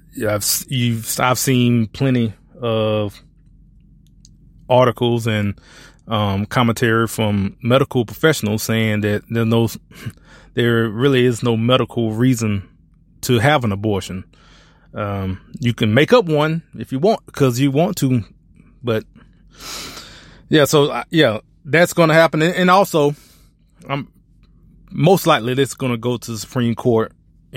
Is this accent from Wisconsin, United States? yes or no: no; Alabama, United States; now in Texas, United States; I was born and raised in Alabama